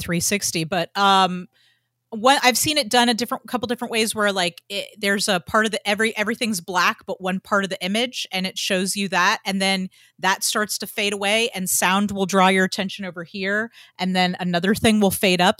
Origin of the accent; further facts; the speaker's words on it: Georgia, United States; I grew up in Georgia and everybody went to church